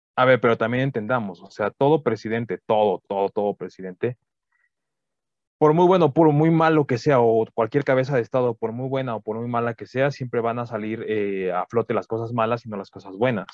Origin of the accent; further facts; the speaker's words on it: Mexico; sé que soy mexicano